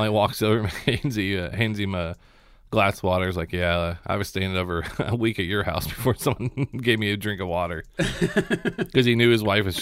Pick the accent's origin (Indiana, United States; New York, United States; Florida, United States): Indiana, United States; Seymour; I'm from Seymour